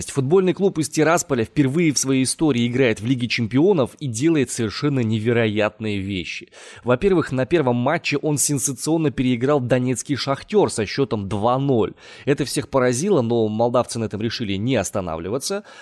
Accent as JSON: {"language": "Russian", "town": "Omsk", "region": "Omsk Oblast", "country": "Russia", "said": "из Омска."}